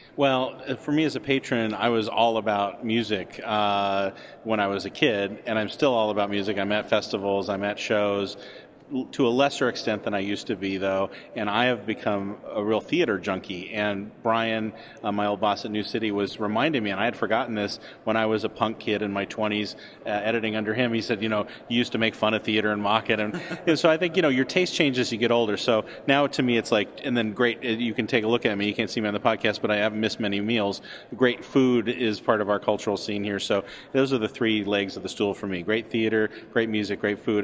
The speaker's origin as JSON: {"language": "English", "region": "Montana", "country": "United States", "moved": "as an adult", "lives_now": "Chicago, United States", "said": "I'm from Montana, and I came out here in part because of Second City uh, in the '80s, and came out, went to school at Northwestern"}